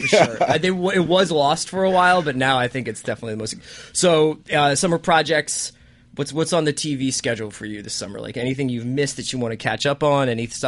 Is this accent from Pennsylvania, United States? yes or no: yes; Philadelphia, Pennsylvania, United States; I am a Philadelphian